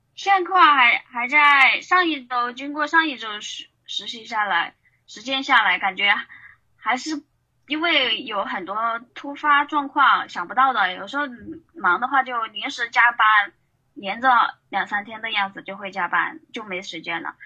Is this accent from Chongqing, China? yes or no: yes; Chongqing, China; 我是来自那个重庆美丽山城的，呃，平面设计师